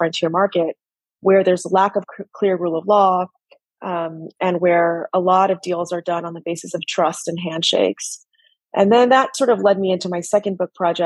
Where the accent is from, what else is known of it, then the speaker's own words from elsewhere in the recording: United States; I was born in the U.S., raised in the U.S.